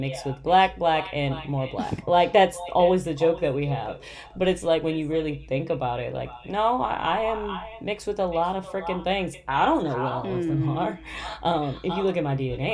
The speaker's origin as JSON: {"language": "English", "country": "United States", "said": "as an American"}